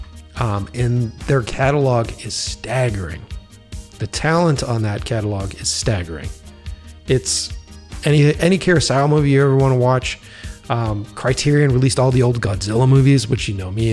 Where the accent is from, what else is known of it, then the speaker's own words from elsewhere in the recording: Boston, Massachusetts, United States; moved away; originally I'm from Boston